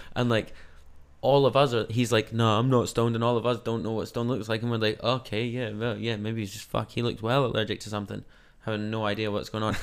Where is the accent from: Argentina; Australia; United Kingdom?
United Kingdom; Scotland; now in New Zealand; I'm Scottish